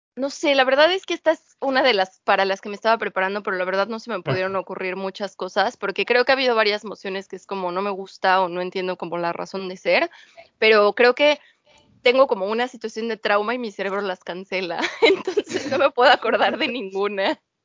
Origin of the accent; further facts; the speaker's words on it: Mexico; moved away as an adult; now in United Kingdom; soy mexicana